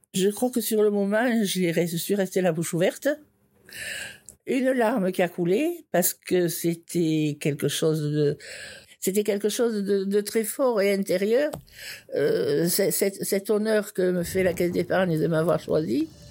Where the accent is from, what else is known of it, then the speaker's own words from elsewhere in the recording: Foix, Occitania, France; also born or lived in Toulouse; je suis née à Foix il y a 74 ans